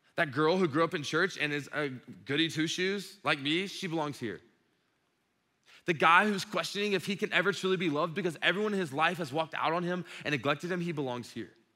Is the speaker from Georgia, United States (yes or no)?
yes; Dublin, Georgia, United States; I grew up in Dublin